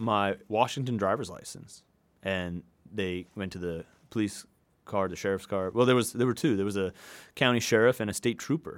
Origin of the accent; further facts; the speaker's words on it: Hong Kong; also born or lived in New York City / Salt Lake City; now in Seattle, United States; I was born and raised in Hong Kong.